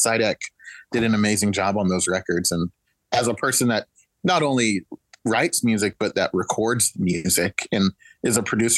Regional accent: Yukon, Oklahoma, United States; moved away; growing up in Oklahoma

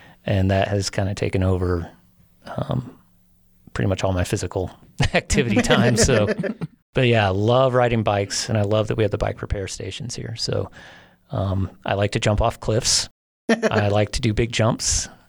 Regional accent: Illinois, United States; You know, it started in the Midwest, and I came out to Colorado from the Midwest, like everyone in Illinois does.

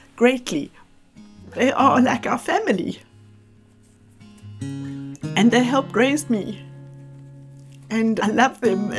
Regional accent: South Africa; first language Xhosa; also born or lived in Cape Town; I grew up in South Africa, and I was born in 1956

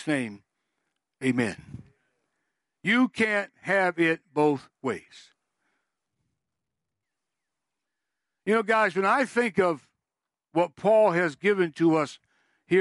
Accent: Massachusetts, United States; moved away; I'm from Massachusetts

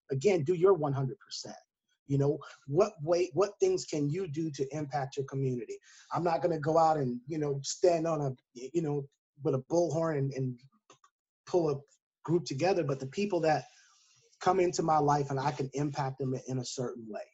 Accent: South Carolina, United States; we grew up in South Carolina

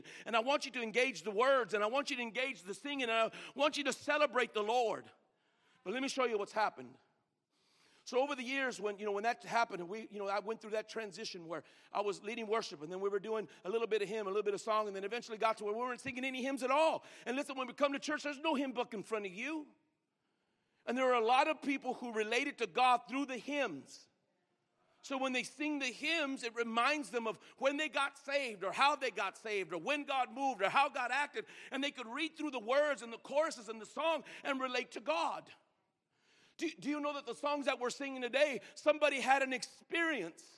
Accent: Greeley, Colorado, United States; I grew up in Greeley, Colorado

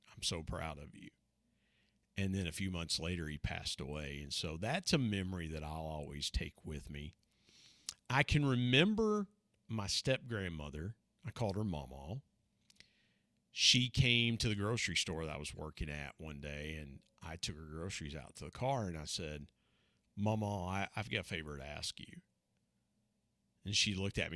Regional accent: Southeast Ohio, United States; also born or lived in Huntington, West Virginia; lived a, a, a normal life growing up in Southeast Ohio

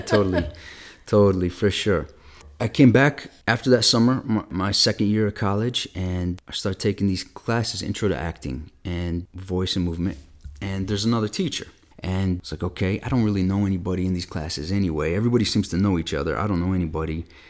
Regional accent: Flint, Michigan, United States; I was kinda growing up there in the eighties

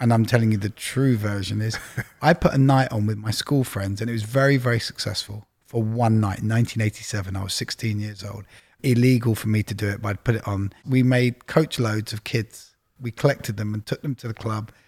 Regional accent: London, United Kingdom; moved away as an adult; also born or lived in Leeds; I grew up in Widgemoor Hill, Palmer's Green

